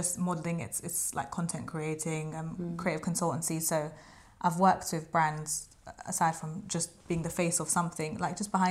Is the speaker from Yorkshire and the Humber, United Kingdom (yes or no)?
no; London, United Kingdom; I grew up in London, I have a London mentality